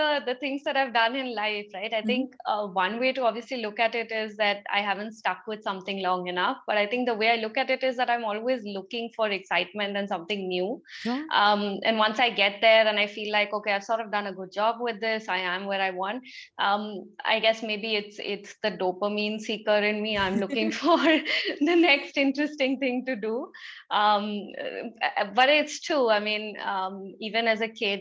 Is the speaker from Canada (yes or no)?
no; Kolkata, West Bengal, India; I grew up in Calcutta, which is so culturally rich